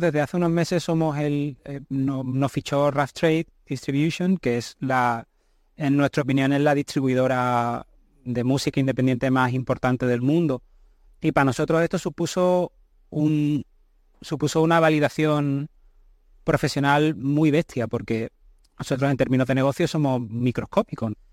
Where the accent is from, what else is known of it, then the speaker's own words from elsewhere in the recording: Seville, Andalusia, Spain; yo nací en Sevilla, me he criado en Sevilla